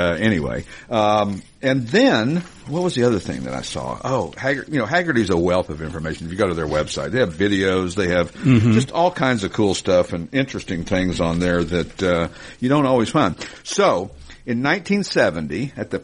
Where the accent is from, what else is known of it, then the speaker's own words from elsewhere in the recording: Knoxville, Tennessee, United States; now in Pennsylvania, United States; Sequoia Hills, where we grew up in Tennessee.